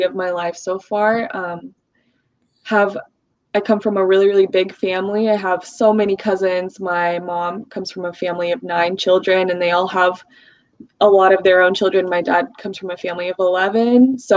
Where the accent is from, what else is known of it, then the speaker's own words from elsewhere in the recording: Tulsa, Oklahoma, United States; first language Russian; English is a second language; my hometown is Tulsa, Oklahoma. That's where I was born and raised.